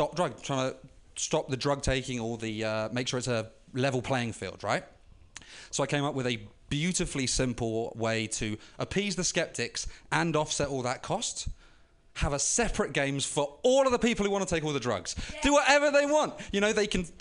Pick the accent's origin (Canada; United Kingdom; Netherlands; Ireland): United Kingdom; London; moved away; I was living in London at the time, right in East London, where the games were held